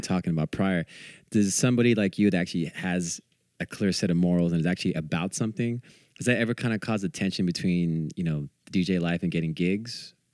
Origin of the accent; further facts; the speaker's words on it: Bay Area, California, United States; growing up in the Bay Area